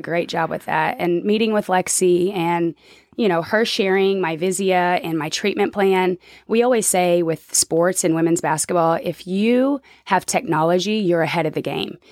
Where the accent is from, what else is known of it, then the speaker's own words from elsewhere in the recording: Oklahoma City, Oklahoma, United States; now in Arkansas, United States; I'm from Oklahoma City